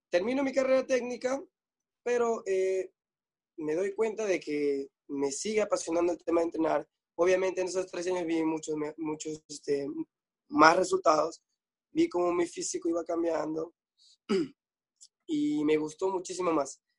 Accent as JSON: {"language": "Spanish", "town": "Pucallpa", "region": "Ucayali", "country": "Peru", "lives_now": "Lima, Peru", "said": "Ah, Pucallpa, que es este, la parte selva de, digamos, Perú."}